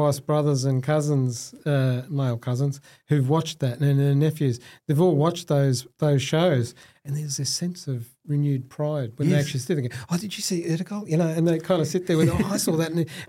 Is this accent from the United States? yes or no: no; Australia; I'm a proud Muslim Australian.